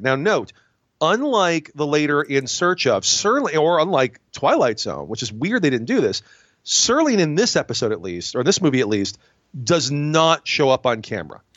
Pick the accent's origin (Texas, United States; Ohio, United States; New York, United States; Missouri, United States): New York, United States; Binghamton; I'm from Binghamton, New York